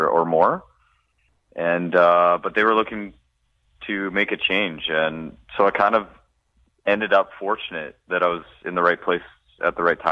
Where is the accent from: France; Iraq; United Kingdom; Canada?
Canada; Manitoba; moved away; growing up in Manitoba